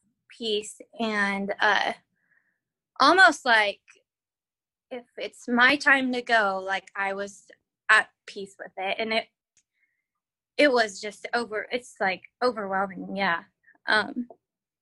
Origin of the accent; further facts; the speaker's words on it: Caldwell, Idaho, United States; I am from Caldwell, Idaho